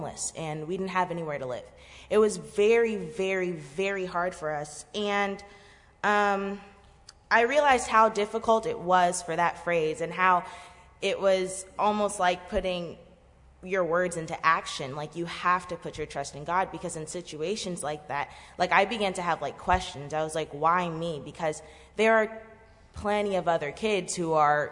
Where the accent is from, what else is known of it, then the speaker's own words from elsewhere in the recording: Florida, United States; both my parents were born and raised in Haiti, and they came here in the 90s, and they had my siblings and I here in Florida.